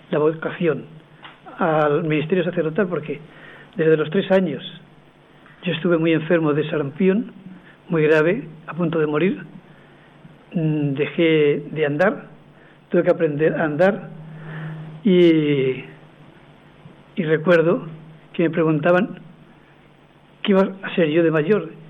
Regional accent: Utiel, Valencian Community, Spain; aquí hay un utilano.

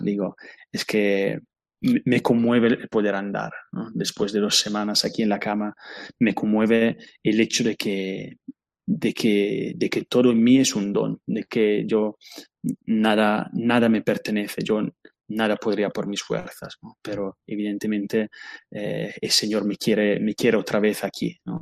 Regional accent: Italy; Spanish is a second language; moved away as an adult; now in Spain; yo soy italiano

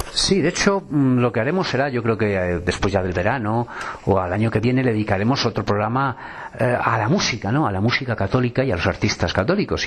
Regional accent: Salamanca, Castile and León, Spain; me he criado mucho tiempo en mi vida en Salamanca

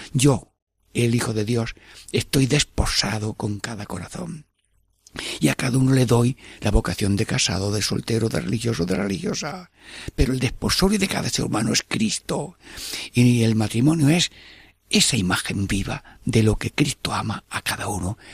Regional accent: Albanchez de Mágina, Andalusia, Spain; mi pueblo, Albanchez de Maginajem

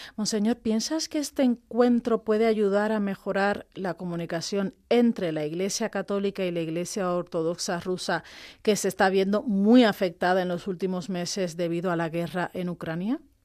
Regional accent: Cuba; now in Spain; yo como cubana

